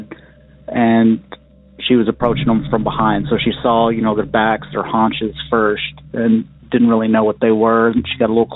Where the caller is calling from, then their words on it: Western Kentucky, United States; I'm calling in from Western Kentucky